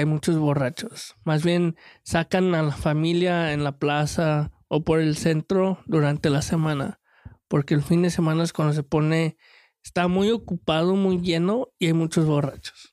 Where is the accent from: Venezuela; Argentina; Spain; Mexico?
Mexico; el mexicano